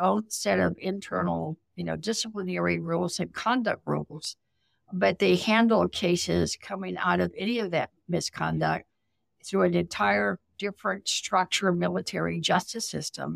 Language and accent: English; South Texas, United States; I grew up poor in South Texas